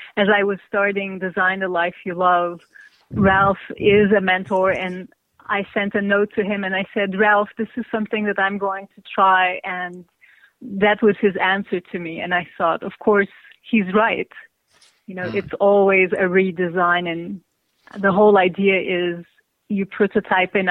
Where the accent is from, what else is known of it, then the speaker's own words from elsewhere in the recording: Izmir, Turkey; moved away as an adult; now in New York City, United States; I grew up in Izmir, Turkey, and moved to New York to do my master's at Pratt Institute, and that's where I've been almost 30 years